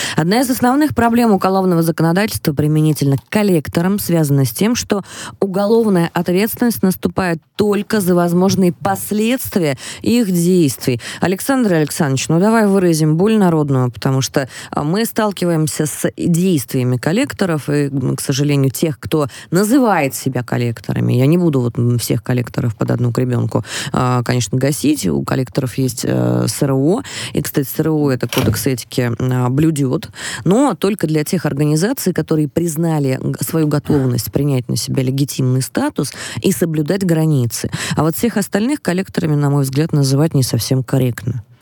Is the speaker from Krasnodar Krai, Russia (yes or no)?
no; Moscow Oblast, Russia; Я из Подмосковья